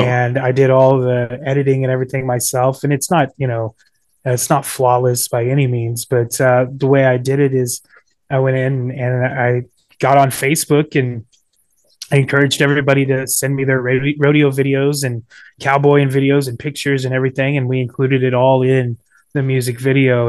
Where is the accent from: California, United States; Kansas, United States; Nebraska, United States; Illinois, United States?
Kansas, United States; Ashland; moved away as an adult; also born or lived in Northern Virginia; Ashland, Kansas, my hometown